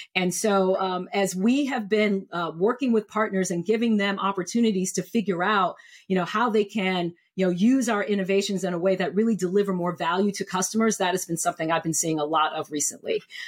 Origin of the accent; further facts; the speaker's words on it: New York City, New York, United States; also born or lived in Columbia, South Carolina / Maryland / Cleveland, Ohio; I am originally from New York City, and I split my childhood between New York City and Columbia, South Carolina